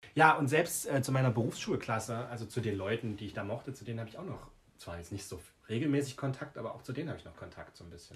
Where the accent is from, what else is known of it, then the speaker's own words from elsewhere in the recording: Jena, Thuringia, Germany; ich bin zwar ursprünglich aus Jena, aber habe halt auf dem Dorf gewohnt lange. Und da war meine Grundschule auf dem Dorf